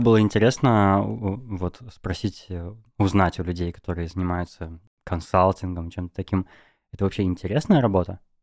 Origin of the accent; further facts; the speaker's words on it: Novosibirsk, Novosibirsk Oblast, Russia; now in Moscow, Russia; я из Новосибирска сам